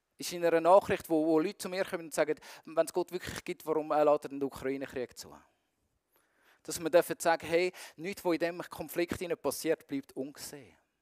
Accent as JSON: {"language": "German", "region": "Zurich", "country": "Switzerland", "said": "mich ähm, als Zürcher"}